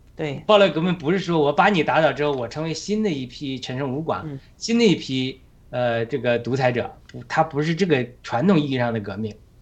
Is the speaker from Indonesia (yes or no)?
no; China; 我们中国人